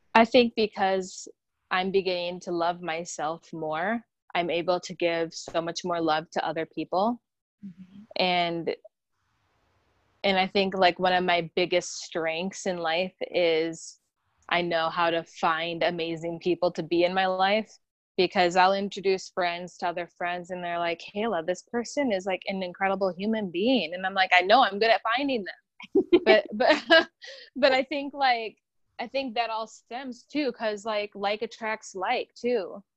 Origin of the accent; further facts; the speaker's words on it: South Dakota, United States; moved away as an adult; also born or lived in Minnesota; now in Los Angeles, United States; I'm from South Dakota